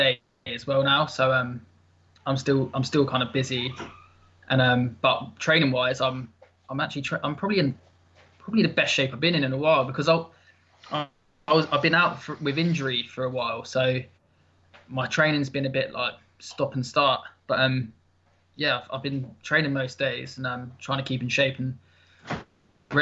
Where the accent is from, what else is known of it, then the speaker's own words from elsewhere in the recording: Luton, East of England, United Kingdom; moved away; I'm actually originally from Luton